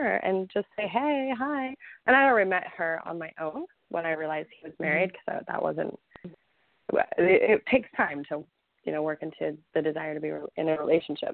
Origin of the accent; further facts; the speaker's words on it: Texas, United States; I'm Texan